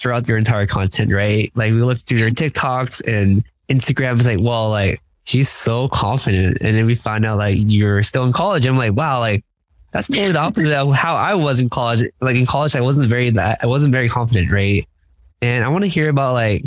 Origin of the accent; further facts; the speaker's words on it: California, United States; me and Maggie, as you mentioned, we grew up in California